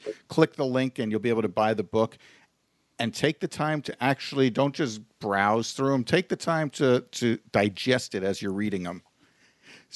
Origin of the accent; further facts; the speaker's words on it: New York, United States; We're from New York